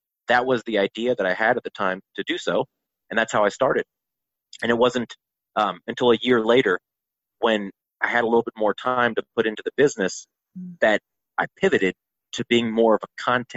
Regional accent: Asheville, North Carolina, United States; also born or lived in Charlotte, North Carolina; My hometown of Asheville

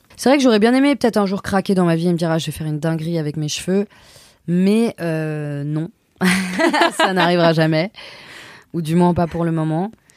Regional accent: Auvergne-Rhône-Alpes, France; now in Paris, France; J'ai grandi à Aix, à la frontière de Genève

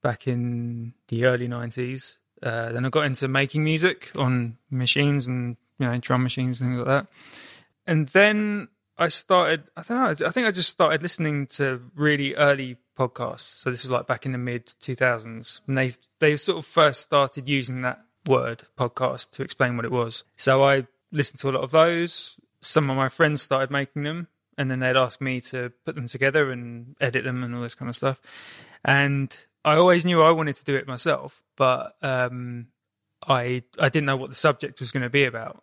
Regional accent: Kingston upon Thames, London, United Kingdom; moved away; also born or lived in Brighton; growing up in Kingston upon Thames

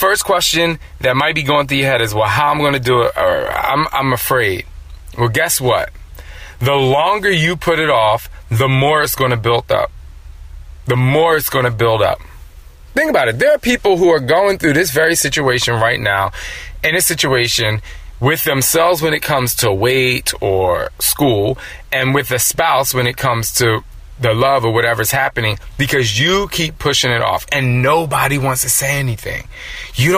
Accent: New Jersey, United States; I'm from Jersey, and so we had Strowman's and Wonder Bread

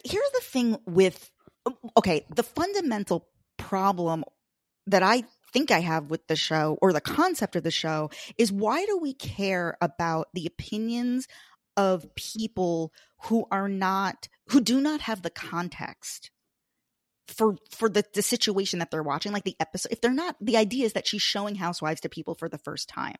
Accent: Long Island, New York, United States; I'm from Long Island, Fire Island

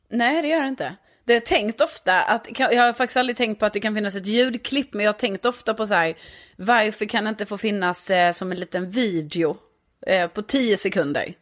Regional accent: Lund, Skåne, Sweden; now in Stockholm, Sweden; Jag är från Lund men bor i Stockholm sedan flera år tillbaka.

